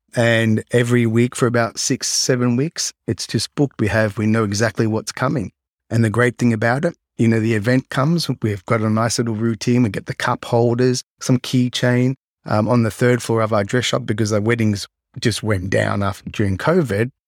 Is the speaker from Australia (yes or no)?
yes; Melbourne, Victoria, Australia; moved away as an adult; now in Japan; I grew up in Melbourne, Australia, well, kind of south of Melbourne on the Mornington Peninsula